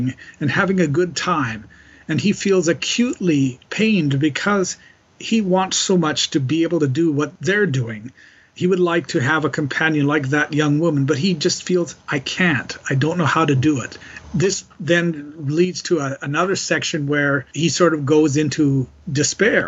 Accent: Calgary, Alberta, Canada; moved away as an adult; also born or lived in Montreal; quite different from Calgary, where I grew up

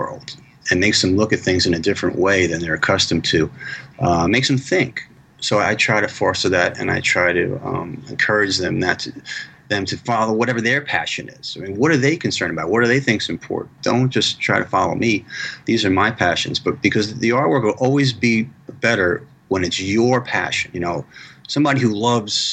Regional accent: United States; I'm U.S. centric just because I'm American

